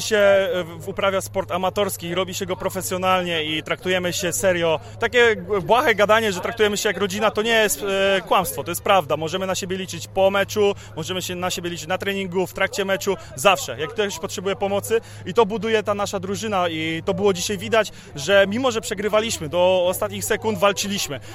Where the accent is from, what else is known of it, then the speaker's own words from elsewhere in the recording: Szczecin, West Pomeranian Voivodeship, Poland; Ogólnie jestem ze Szczecina